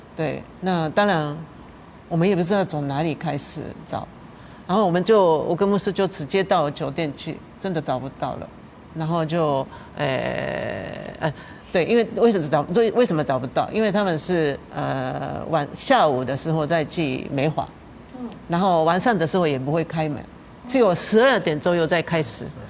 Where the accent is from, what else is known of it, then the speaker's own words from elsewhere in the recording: Japan; Chinese is a second language; now in Taiwan; 日本人是一种， 一种亚洲人